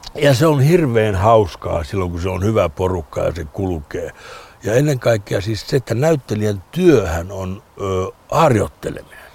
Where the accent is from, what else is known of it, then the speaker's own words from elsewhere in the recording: Lapland, Finland; moved away; Lappi kun Lappi niin kuin merkitsee mulle, se on mun lapsuuteni.